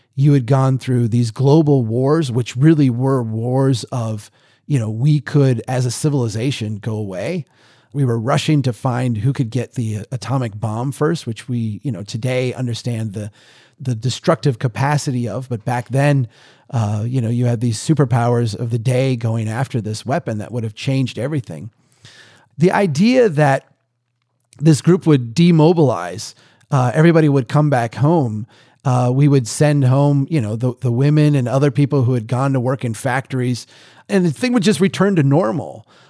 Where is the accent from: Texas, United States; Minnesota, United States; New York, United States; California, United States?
Minnesota, United States; we here in, in my home state